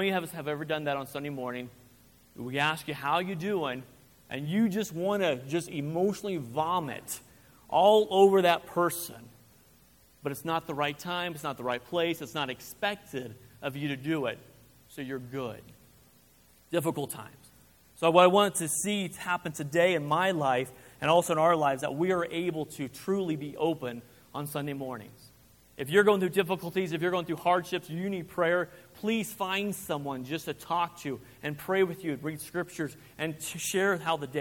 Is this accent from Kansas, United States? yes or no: yes; Kansas, United States; now in Rock Springs, United States; I'm from Kansas